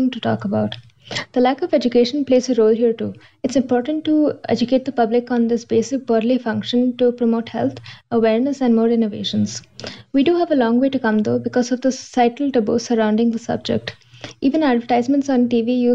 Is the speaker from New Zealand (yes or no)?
no; Bangalore, Karnataka, India; I'm from Bangalore, India